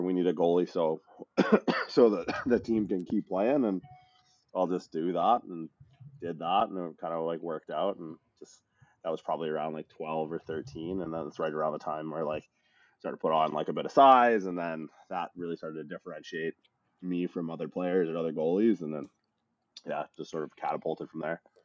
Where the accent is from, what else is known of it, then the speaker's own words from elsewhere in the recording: Windsor, Ontario, Canada; moved away as an adult; also born or lived in Newfoundland / Toronto / California; I'm from Newfoundland originally. It's a small island province off the northeastern coast of Canada. I uh, grew up mostly in this kind of blue collar town in southwestern Ontario